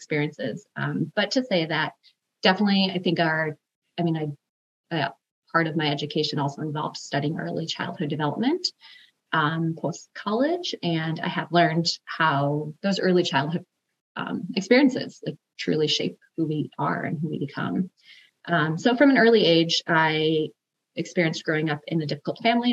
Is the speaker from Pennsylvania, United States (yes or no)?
no; Chicago, Illinois, United States; now in Seattle, United States; I am originally from the South Side of Chicago, so have Midwest roots. I grew up in an underprivileged family